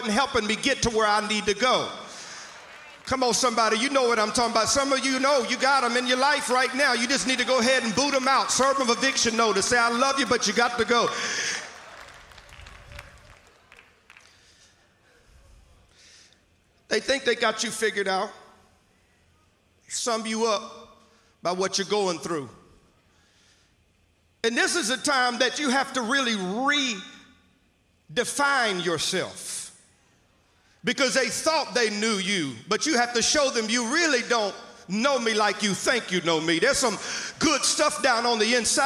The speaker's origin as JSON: {"language": "English", "region": "Mississippi", "country": "United States", "moved": "yes", "said": "I'm from Mississippi originally, so I'll use some kind of vernacular to know that y'all may or may not understand"}